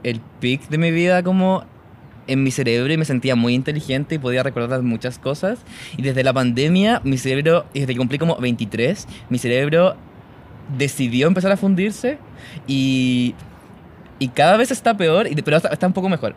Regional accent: El Monte, Santiago Metropolitan Region, Chile; yo soy de El Monte, que, pero siempre voy a decir Taragante, que es un pueblito

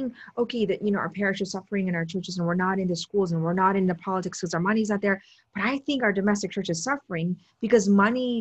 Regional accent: Potomac, Maryland, United States; also born or lived in Steubenville

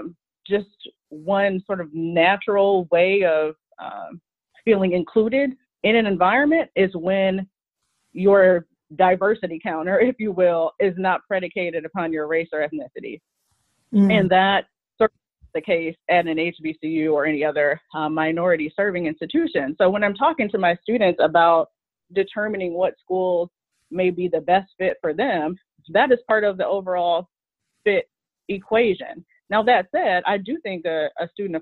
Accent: Michigan, United States; I'm from Michigan, and I started my college experience actually at a community college in Michigan

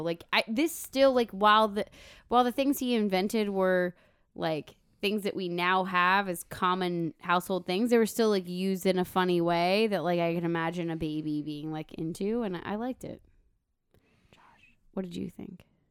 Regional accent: Minnesota, United States; We're, we're from Minnesota

